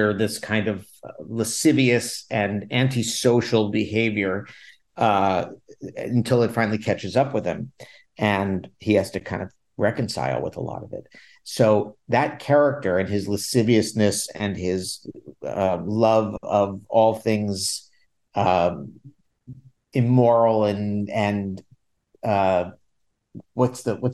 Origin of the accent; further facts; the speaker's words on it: Washington, District of Columbia, United States; moved away as an adult; also born or lived in Los Angeles; now in New York, United States; I'd spent a bunch of time, like 6 years in my hometown of DC doing theater